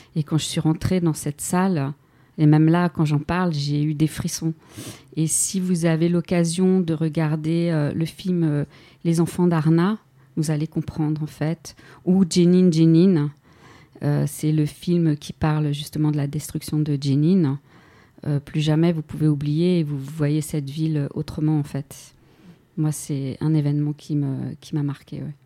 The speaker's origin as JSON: {"language": "French", "country": "France", "said": "En tant que Française"}